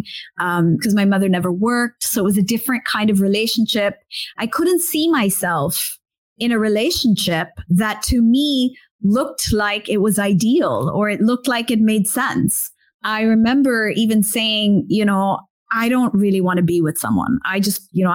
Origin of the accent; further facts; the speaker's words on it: India; being Indian myself